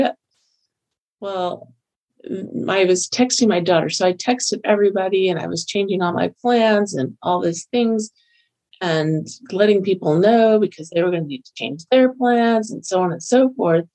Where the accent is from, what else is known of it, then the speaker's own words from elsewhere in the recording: Florida, United States; moved away as an adult; also born or lived in Texas / Kentucky; now in Utah, United States; I grew up in Florida, lived there for 36 years